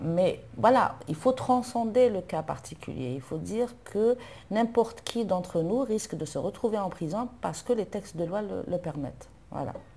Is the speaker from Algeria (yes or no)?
yes; Algiers, Algiers Province, Algeria; je suis née à Alger, j'ai grandi à Alger, dans un quartier populaire, 1er euh, mai